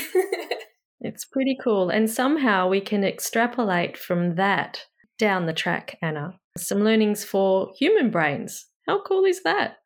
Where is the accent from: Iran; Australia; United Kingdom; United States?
Australia; I'm Australian